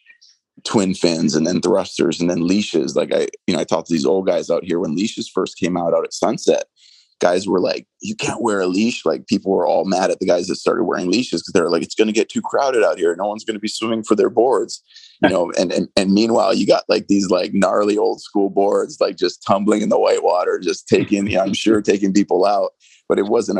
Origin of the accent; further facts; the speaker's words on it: Hawaii, United States; also born or lived in Pukalani, Maui; I'm Hawaiian. Two, I've been here my whole life.